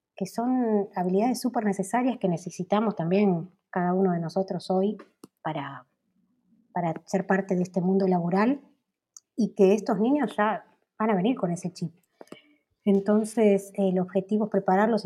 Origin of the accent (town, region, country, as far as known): Argentina